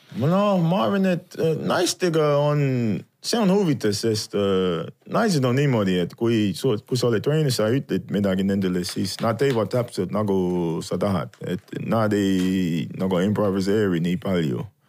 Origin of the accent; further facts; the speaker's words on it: Virginia, United States; Estonian is a second language; moved away as an adult; also born or lived in Colorado; now in Estonia; ma kasvasin seal Virginias, siis äh, ülikooli aeg tuli, siis ma läksin äh, sinna Coloradosse